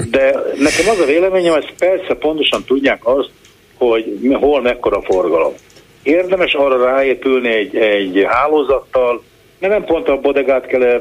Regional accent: Budapest, Hungary; Hát ez, én itt, itt élek, Pesten nőttem föl egyébként, de én itt élek 30 éve

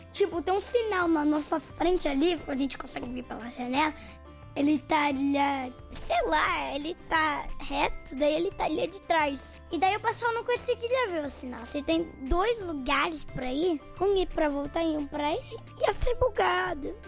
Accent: Campinas, São Paulo, Brazil; a gente é de Campinas.

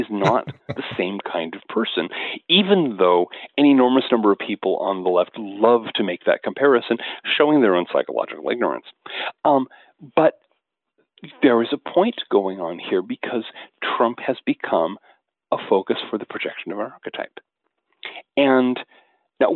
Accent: Washington, United States; where I grew up on the Pacific Coast in Washington State

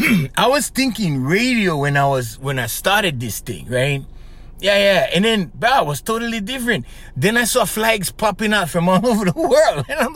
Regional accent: Kauai, Hawaii, United States; also born or lived in Oahu; The hometown I'm from, which is on the island of Kauai

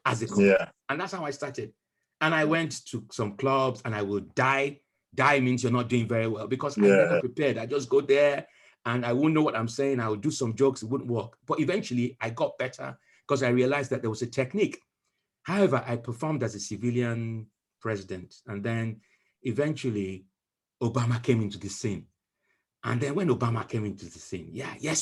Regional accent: Nigeria; now in United Kingdom; when we were growing up in Nigeria

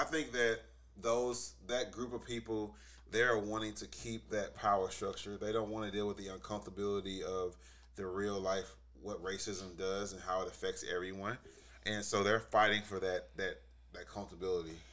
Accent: St. Louis, Missouri, United States; I grew up in St. Louis City schools

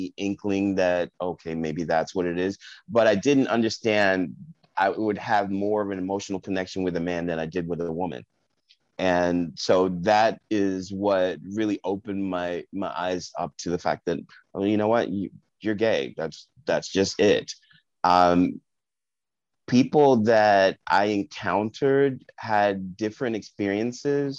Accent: Park Ridge, New Jersey, United States; also born or lived in Englewood, New Jersey / Bronx, New York; we moved back to New Jersey, to a little town called Park Ridge

